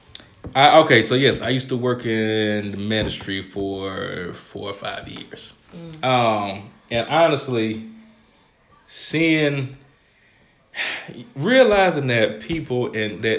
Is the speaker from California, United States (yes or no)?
no; Georgia, United States; moved away as an adult; now in Ohio, United States; I'm from Georgia